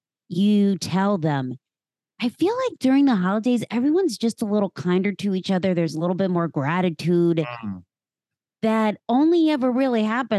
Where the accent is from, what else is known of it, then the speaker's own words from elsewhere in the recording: Pennsylvania, United States; now in Philadelphia, United States; A girl born and raised, very small town. And then I moved to Philadelphia, oh gosh, about 20 years ago.